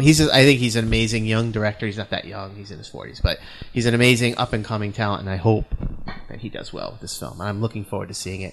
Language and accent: English; New England, United States; accent: New England; That's my New England accent